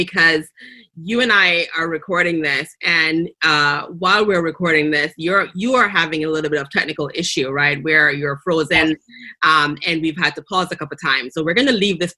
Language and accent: English; Jamaica; accent: Jamaican; my Jamaican accent